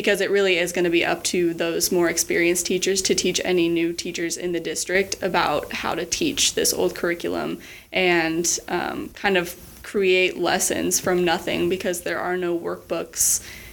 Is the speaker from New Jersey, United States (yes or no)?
no; Middleton, Idaho, United States; I grew up in Middleton